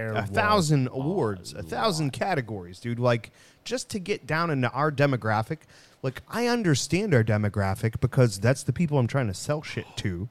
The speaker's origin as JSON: {"language": "English", "country": "United States", "said": "I'm an American person"}